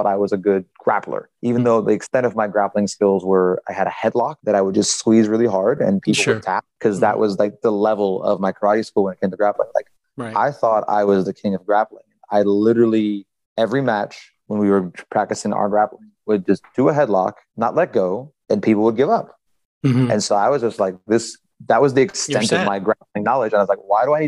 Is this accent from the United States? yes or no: yes; South Florida, United States; also born or lived in Gainesville, Florida; I was born and raised in South Florida.